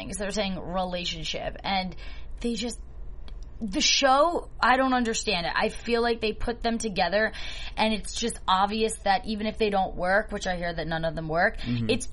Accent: New Jersey, United States; I'm from New Jersey

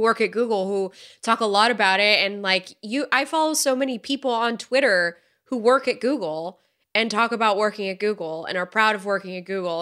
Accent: United States; as an American citizen

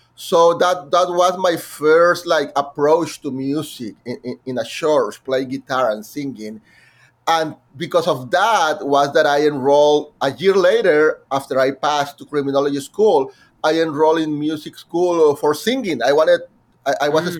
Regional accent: Monterrey, Nuevo León, Mexico; first language Spanish; English is a second language; moved away as an adult; now in New York, United States; my hometown in Monterrey, Mexico

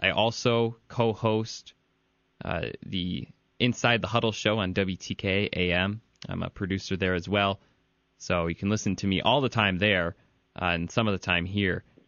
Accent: Ann Arbor, Michigan, United States; I grew up in Ann Arbor

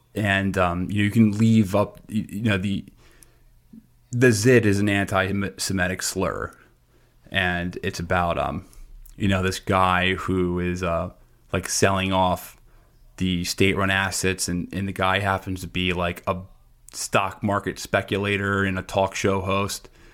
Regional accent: United States; I'm an American citizen. I'm very happy to be an American citizen.

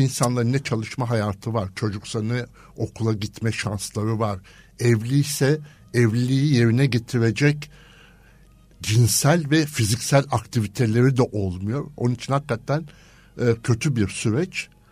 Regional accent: İzmir, Turkey; moved away as an adult; also born or lived in Istanbul; ben İzmir kökenliyim

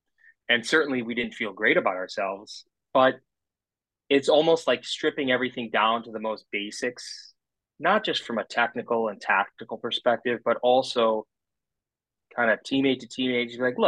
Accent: Midwest, United States; Remember, I'm a boy from the Midwest, so going to school out east was never on my mind.

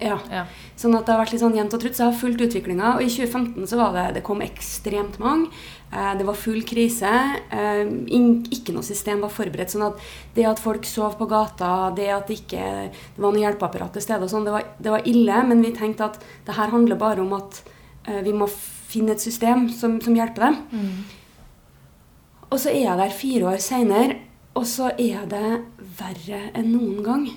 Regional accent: Trondheim, Trøndelag, Norway; Jeg er fra Trondheim. Ja. Eh, bodd her mesteparten av livet.

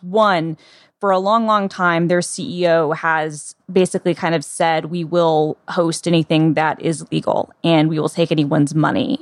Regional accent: the South, United States; the South, where I'm from

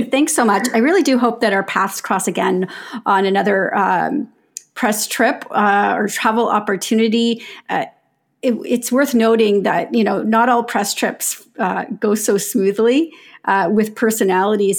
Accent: Canada; we're Canadian

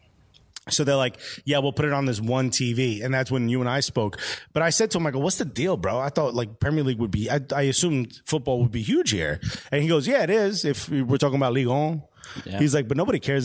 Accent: New York City, New York, United States; I'm from Brooklyn

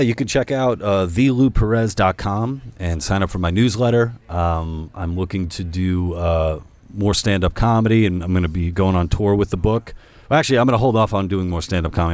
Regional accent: New York, United States; I'm Hispanic from New York

